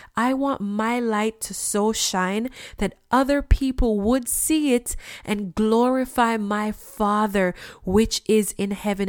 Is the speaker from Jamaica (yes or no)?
yes; Jamaica; I'm from Jamaica. And when I was growing up, we had red floors.